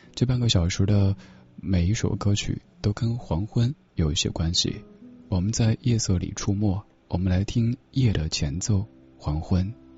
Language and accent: Chinese; Sichuan, China; accent: Sichuanese; 作为一个四川人